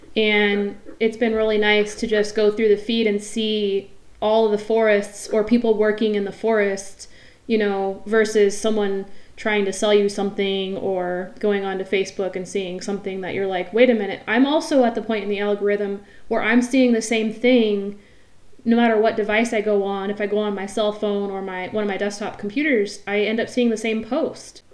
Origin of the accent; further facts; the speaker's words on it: near Mount Rainier, Washington, United States; I grew up near Mount Rainier, Crystal Mountain